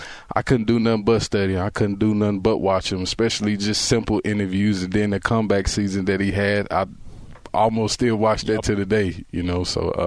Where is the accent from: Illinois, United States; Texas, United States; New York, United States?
Texas, United States; I'm just a football player. That's what I do. I'm from Texas, you know.